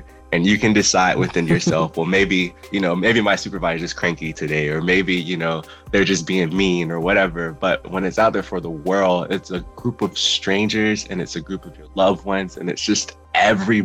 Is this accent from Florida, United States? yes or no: yes; Fort Lauderdale, Florida, United States; moved away as an adult; now in Orlando, United States; I'm originally from Fort Lauderdale, Florida, which is about 3 hours south from here